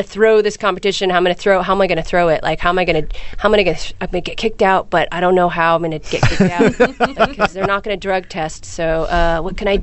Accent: San Francisco, California, United States; I'm from San Francisco, which is very similar to Portland

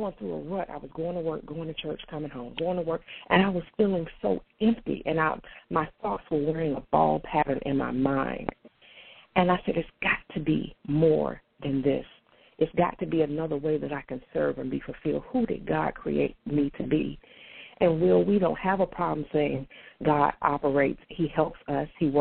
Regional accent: North Carolina, United States; also born or lived in Portsmouth; I was born in Portsmouth, spent most of my life in North Carolina, but I was born in Portsmouth.

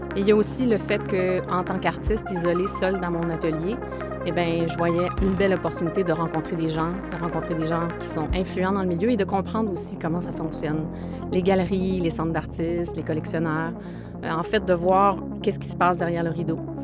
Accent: Quebec, Canada; moved away as an adult; now in Montreal, Canada; je suis originaire du Saguenay-Lac-Saint-Jean et montréalaise d'adoption depuis près de 27 ans

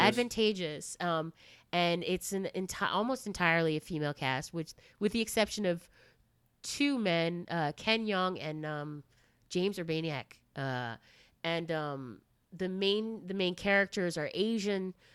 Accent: Japan; moved away; also born or lived in United States; I lived in Japan for twenty years, um, and pretty much grew up there

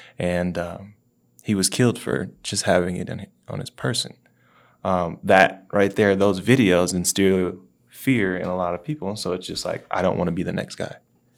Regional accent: the South, United States; So I'm from the South

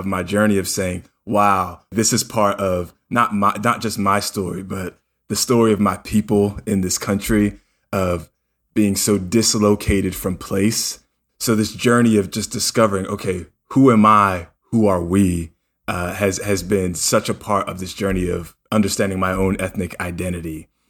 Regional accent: New Jersey, United States; I grew up in South Jersey and in a place that was pretty diverse.

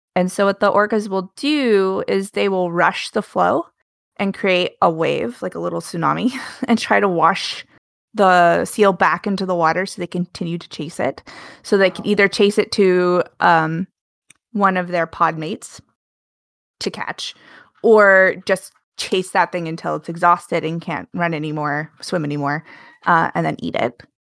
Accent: Alaska, United States; I grew up in Alaska

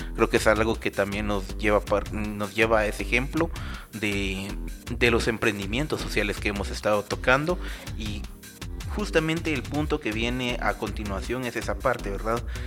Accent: Guatemala; como chapines

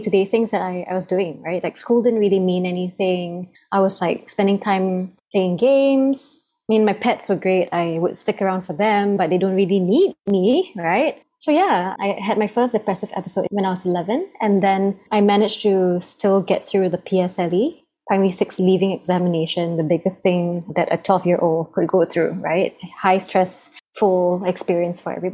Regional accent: Singapore; I was born and raised in Singapore

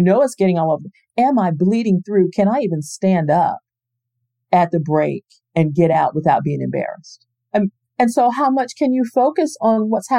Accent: Space Coast, Florida, United States; I grew up in Florida. I'm born and raised here on the Space Coast.

